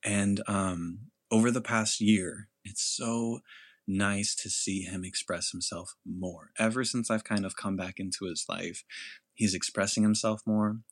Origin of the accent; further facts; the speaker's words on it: California, United States; also born or lived in Mexico; I grew up in California where going to school, being Hispanic